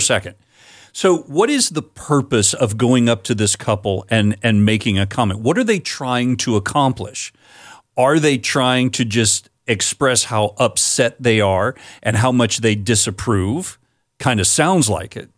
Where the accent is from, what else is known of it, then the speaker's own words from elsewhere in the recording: Florida, United States; My home state of Florida